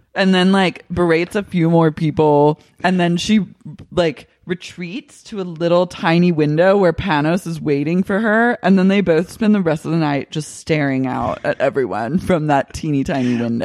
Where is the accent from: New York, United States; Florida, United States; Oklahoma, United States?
Oklahoma, United States; now in West Hollywood, United States; Growing up in Oklahoma